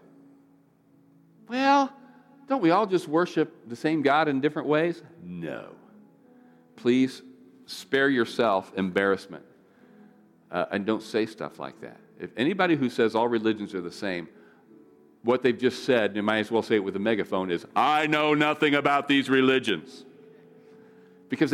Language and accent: English; United States; as an American